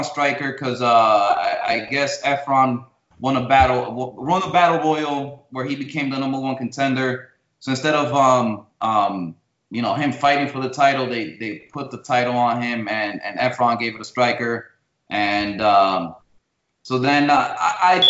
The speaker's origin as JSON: {"language": "English", "town": "New York City", "region": "New York", "country": "United States", "tie": "born or raised there", "said": "They came to New York City, and that's where I was born. I was born in New York City. They moved to a town called Washington Heights in New York City"}